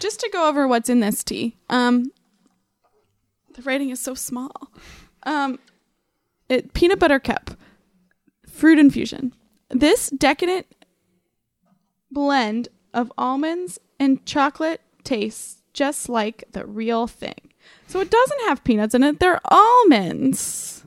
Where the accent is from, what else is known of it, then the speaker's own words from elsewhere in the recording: Lancaster, Ohio, United States; I'm from Lancaster, Ohio, which is about forty-five minutes southeast from Columbus